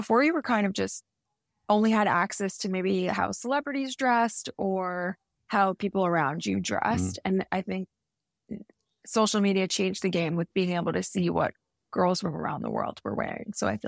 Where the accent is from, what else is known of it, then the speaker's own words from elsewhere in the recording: New York, United States; now in Miami, United States; I feel like I never take for granted living somewhere warm now since I grew up in New York.